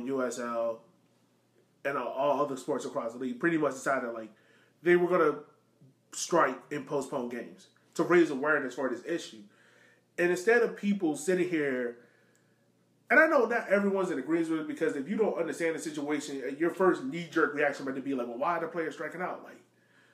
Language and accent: English; Richmond, Virginia, United States; growing up in Southside Richmond